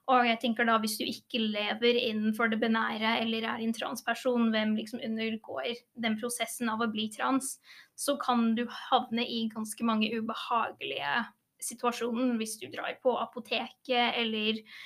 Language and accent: Norwegian; England, United Kingdom; now in Norway; jeg er jo født og oppvokst i England